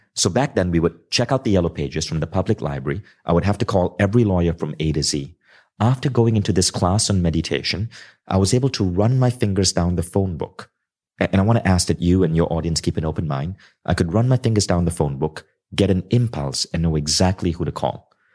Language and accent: English; Kuala Lumpur, Malaysia; growing up in Kuala Lumpur